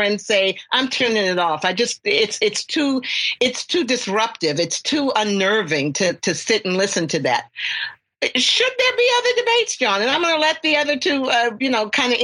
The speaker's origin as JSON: {"language": "English", "region": "the South", "country": "United States", "tie": "born or raised there", "said": "I come from the South. And when I grew up, it was Republicans standing in the schoolhouse door"}